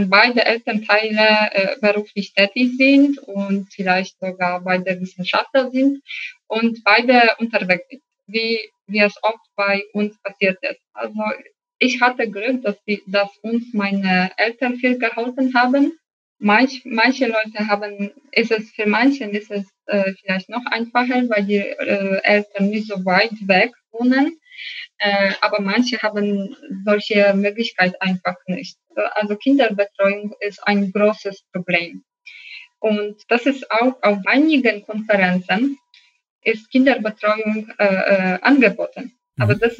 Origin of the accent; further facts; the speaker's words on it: Rzeszów, Subcarpathian Voivodeship, Poland; German is a second language; an jedem Wochenende nach meiner Heimat Rzeszów gefahren, um meinen Sohn und meinen Mann zu sehen.